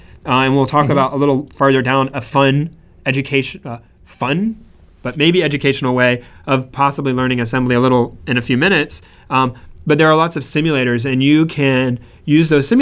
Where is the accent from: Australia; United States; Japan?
United States; Central Florida; moved away as an adult; now in California, United States; I was born and raised in Florida